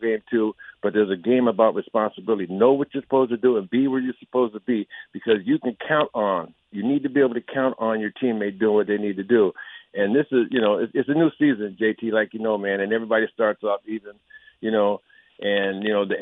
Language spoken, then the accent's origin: English; Santa Rosa, California, United States; I grew up here in Santa Rosa